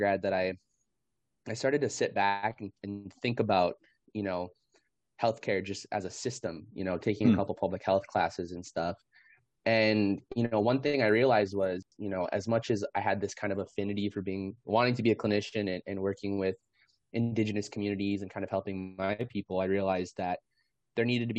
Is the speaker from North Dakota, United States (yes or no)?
yes; North Dakota, United States; moved away as an adult; now in Seattle, United States; enrolled in the Turtle Mountain Band of Chippewa Indians in North Dakota, is where I'm originally from, but am calling in today from Coast Salish territory here in Seattle.